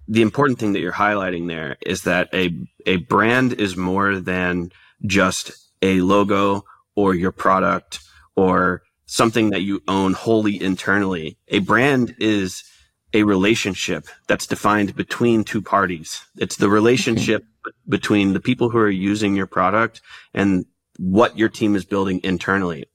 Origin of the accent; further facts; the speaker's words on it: Dallas, Texas, United States; moved away; also born or lived in Oklahoma; I'm from Dallas originally